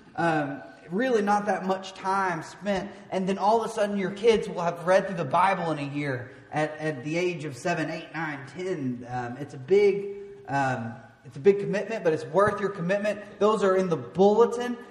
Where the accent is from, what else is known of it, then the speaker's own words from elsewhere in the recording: De Queen, Arkansas, United States; I grew up in DeQueen